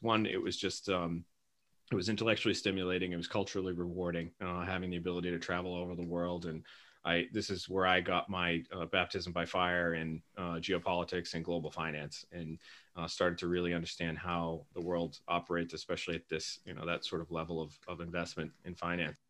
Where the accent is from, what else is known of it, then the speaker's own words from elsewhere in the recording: Quincy, Massachusetts, United States; I grew up here in Quincy, Massachusetts